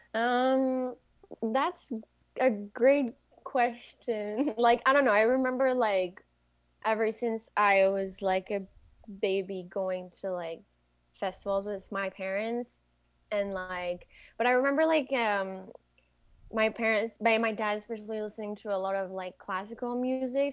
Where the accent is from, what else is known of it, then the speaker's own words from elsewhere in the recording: Quebec City, Quebec, Canada; English is a second language; I am from Quebec City. And so I usually speak French